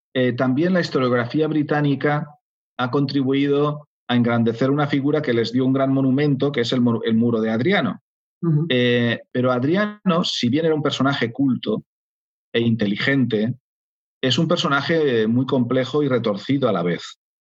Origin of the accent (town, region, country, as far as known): Spain